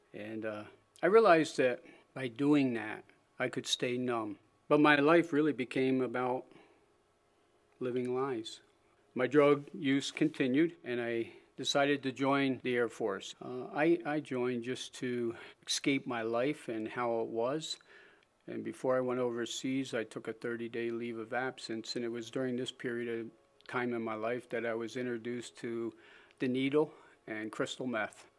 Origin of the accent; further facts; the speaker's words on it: Springville, United States; also born or lived in Philadelphia; I was born in Philadelphia to loving parents. My dad, around, around the age of five, decided to, to move out, up into the country, so he bought a small 80 acre farm outside of Springville